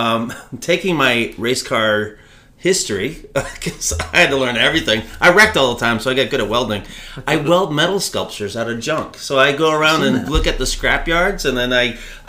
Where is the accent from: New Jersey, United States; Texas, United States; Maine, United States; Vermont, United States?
Vermont, United States; Berlin; I'm a Vermont boy. I grew up in war and I was born in Berlin, Vermont.